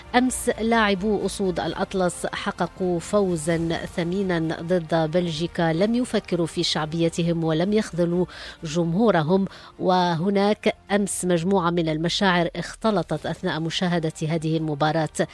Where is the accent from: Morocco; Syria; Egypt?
Morocco; يحق لنا أن نفتخر اليوم كمغاربة